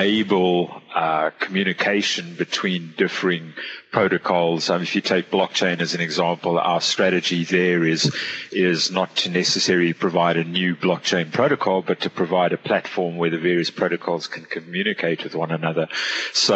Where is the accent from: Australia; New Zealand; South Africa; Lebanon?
South Africa; now in Singapore; I'm from South Africa originally.